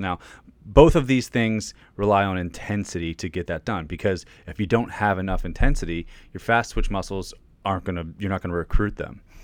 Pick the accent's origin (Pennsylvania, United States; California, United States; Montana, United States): Pennsylvania, United States; now in Virginia, United States; I'm from Pennsylvania. I live in Virginia right now